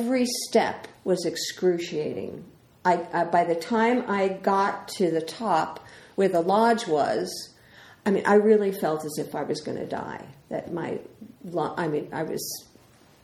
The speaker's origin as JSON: {"language": "English", "town": "New York City", "region": "New York", "country": "United States", "said": "I'm from the Bronx"}